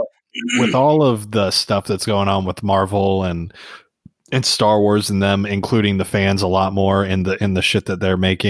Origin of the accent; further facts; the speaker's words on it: the South, United States; I'm from the South.